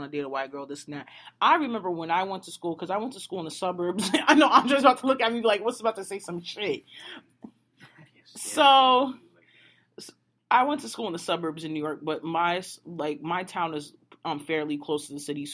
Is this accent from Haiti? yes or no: yes; Haiti; moved away; growing up in Haiti, I grew up in like the 1% section in Haiti.